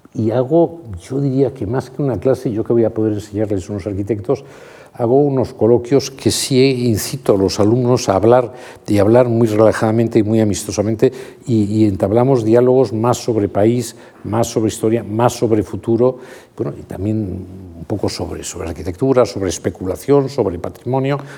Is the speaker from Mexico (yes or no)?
no; Madrid, Community of Madrid, Spain; mis padres han nacido en Madrid y yo he nacido en Madrid